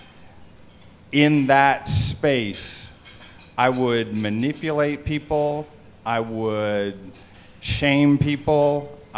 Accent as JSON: {"language": "English", "country": "Canada", "tie": "born or raised there", "said": "I grew up in Canada"}